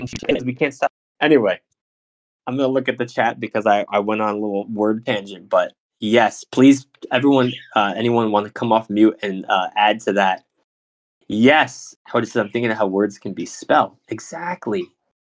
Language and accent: English; New Jersey, United States; moved away; I'm from Jersey